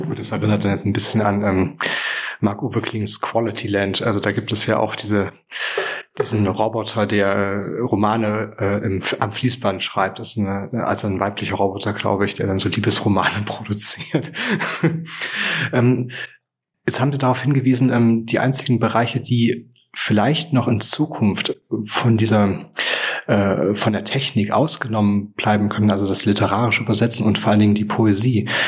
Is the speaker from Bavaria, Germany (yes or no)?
no; Thuringia, Germany; ich bin kein Bayer, ich bin Thüringer